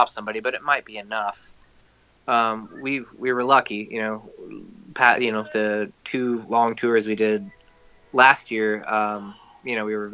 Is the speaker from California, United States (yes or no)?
yes; California, United States; my hometown